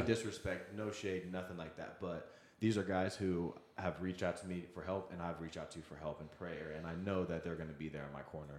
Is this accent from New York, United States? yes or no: no; Wichita, Kansas, United States; also born or lived in Seattle; now in Kansas City, United States; I grew up in the Wichita area there for a while after I had moved here from Seattle.